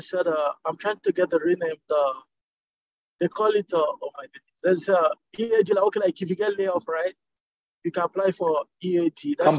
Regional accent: Nigeria; now in United States; I'm from Nigeria, so it's not current even for my country now.

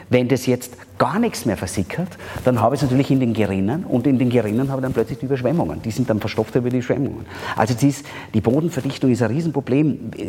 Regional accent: Austria; Da sind wir Österreicher zum Glück relativ gut.

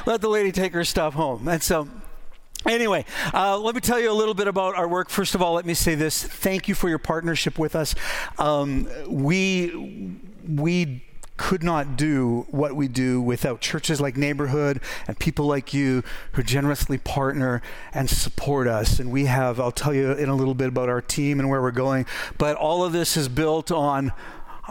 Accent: Northern Ontario, Canada; also born or lived in Saskatoon, Canada; now in Victoria, Canada; I grew up in Northern Ontario

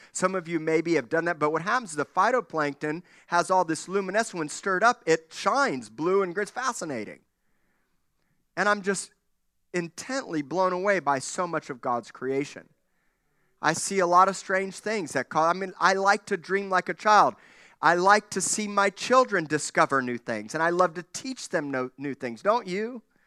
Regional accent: Miami, Florida, United States; When I was a kid growing up in Miami

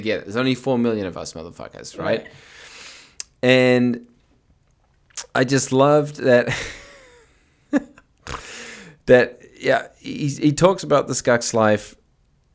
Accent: New Zealand; moved away; as a New Zealander

